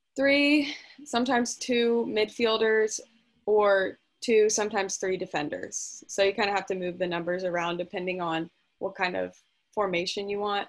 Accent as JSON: {"language": "English", "town": "Fredericksburg", "region": "Virginia", "country": "United States", "said": "I'm from Fredericksburg, Virginia"}